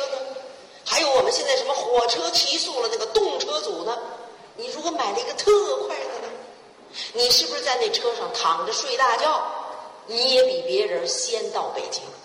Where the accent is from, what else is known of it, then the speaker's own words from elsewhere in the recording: China; 我们中国人最重的一个是勤奋